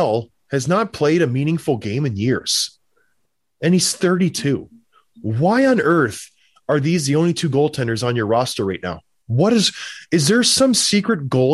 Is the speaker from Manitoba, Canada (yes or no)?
no; Edmonton, Alberta, Canada; I'm from Edmonton.